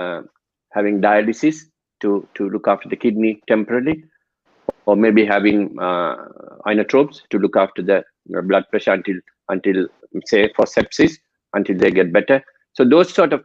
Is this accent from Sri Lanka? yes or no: yes; Sri Lanka; moved away as an adult; I'm originally from Sri Lanka, so we get exposure to death and attending janaza prayers since childhood.